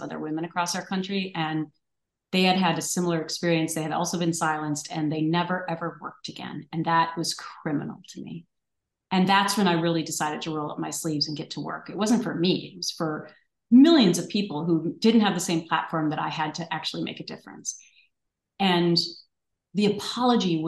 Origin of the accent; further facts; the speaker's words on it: Minnesota, United States; growing up in Minnesota is everyone's nice there